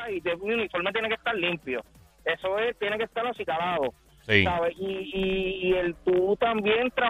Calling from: Caguas, Puerto Rico; de Cagua.

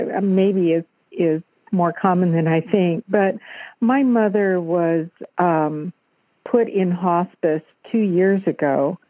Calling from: Hawaii, United States; I'm calling from Maui.

